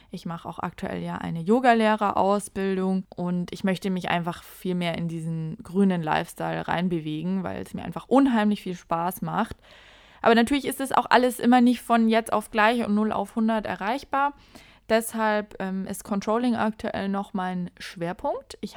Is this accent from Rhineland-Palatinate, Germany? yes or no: no; Bavaria, Germany; moved away as an adult; now in Sweden; wir sind ja aus Bayern